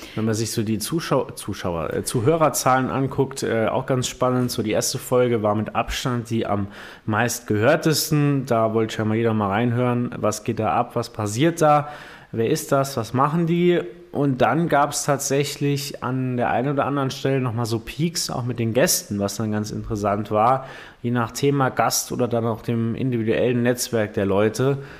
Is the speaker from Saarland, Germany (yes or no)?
yes; Primstal, Saarland, Germany; bei uns in Primstal